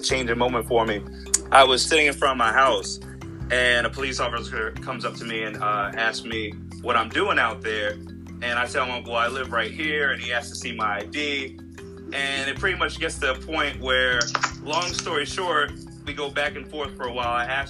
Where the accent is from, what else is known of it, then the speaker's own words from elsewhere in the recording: Westchester County, New York, United States; now in California, United States; I'm from New York, Westchester County, and I grew up in New York